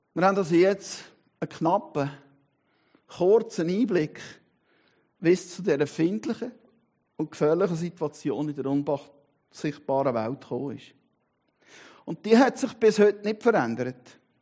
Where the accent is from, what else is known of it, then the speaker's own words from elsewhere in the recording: Switzerland; bin Schweizer und Christ